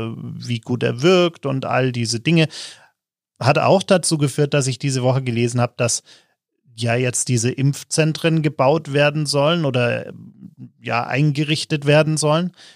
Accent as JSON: {"language": "German", "country": "Germany", "said": "als Deutsche"}